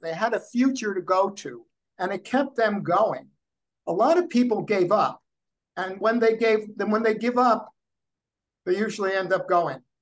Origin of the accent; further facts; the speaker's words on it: United States; also born or lived in New Jersey; when I was growing up in New York and New Jersey